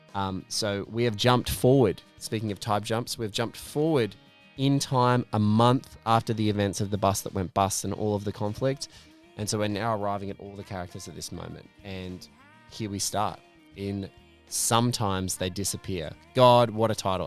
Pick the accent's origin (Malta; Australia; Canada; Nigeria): Australia; in Australian parlance, we call it a smoke bomb.